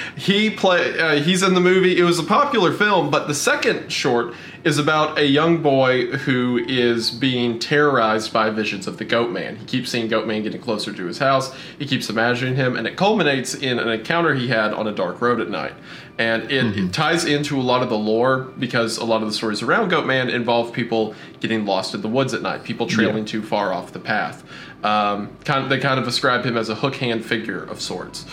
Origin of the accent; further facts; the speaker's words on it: Appalachia, United States; growing up in Appalachia